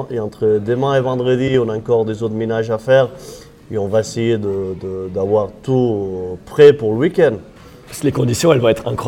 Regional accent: Occitania, France; accent: slightly Catalan; moi, je suis originaire des Pyrénées, une région qui s'appelle la Cerdagne. Euh, c'est la frontière avec l'Andorre, l'Espagne et la France. Et c'est pour ça cet accent euh, un peu catalan, on peut dire.

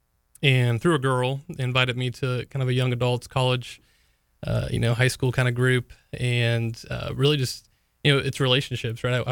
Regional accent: St. Augustine, Florida, United States; also born or lived in Jacksonville, Florida; I grew up in St. Augustine, Florida, where I was born and raised

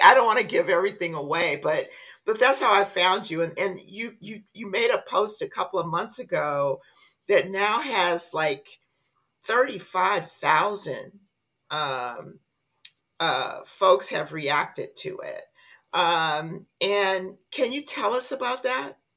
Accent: Compton, California, United States; I grew up in Compton.

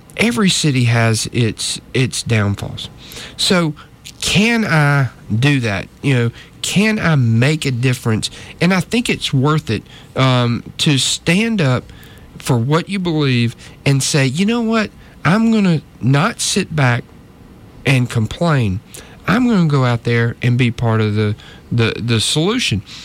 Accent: North Georgia, United States; moved away as an adult; now in Montgomery, United States; I was raised in North Georgia. Okay. Uh, up in the mountains

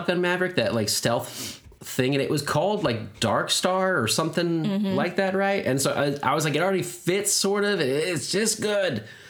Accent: United States; I've been ingesting plastic for years. That's why I'm American.

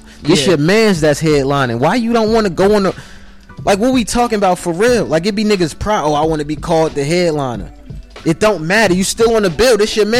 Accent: Newark, New Jersey, United States; moved away as an adult; now in Atlanta, United States; I'm from Newark.

